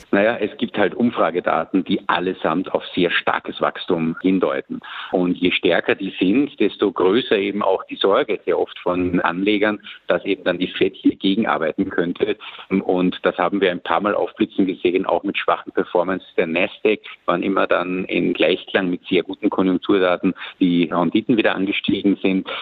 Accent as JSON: {"language": "German", "country": "Austria", "said": "bei uns in Österreich"}